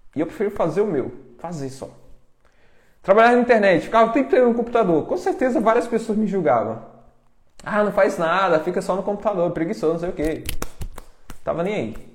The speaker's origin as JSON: {"language": "Portuguese", "country": "Brazil", "said": "Eu vim da roça, sou do interior"}